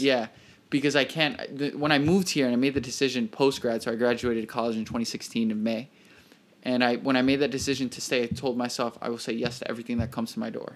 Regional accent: Miami, Florida, United States; moved away as an adult; now in New York, United States; Florida born, born and raised in Miami, Florida

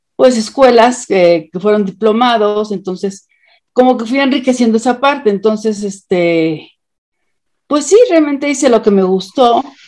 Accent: Mexico; Soy mexicana.

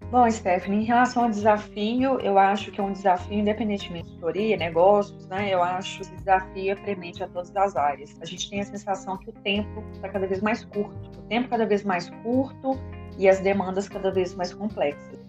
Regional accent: interior of Minas Gerais, Brazil; Eu sou do interior, aqui de Minas Gerais, minha cidade é uma cidade muito pequena

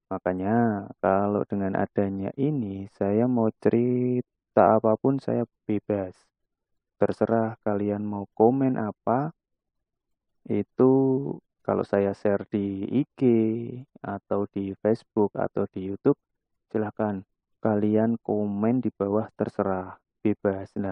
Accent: Klaten, Central Java, Indonesia; now in Semarang, Indonesia; Oke, saya asli anak Jawa, lebih tepatnya saya orang Klaten. Terus merantau di Semarang dan sekarang alhamdulillah domisili di Semarang.

